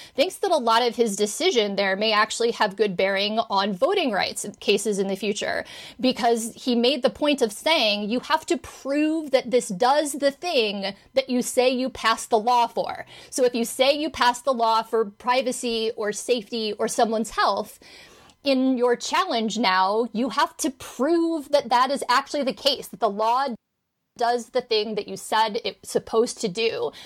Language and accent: English; Indiana, United States; my home state of Indiana